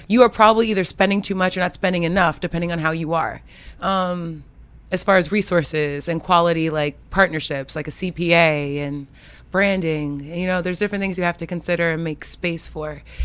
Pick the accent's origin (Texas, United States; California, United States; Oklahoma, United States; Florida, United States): Florida, United States; now in Washington, D.C., United States; grew up in the country. I grew up in Florida.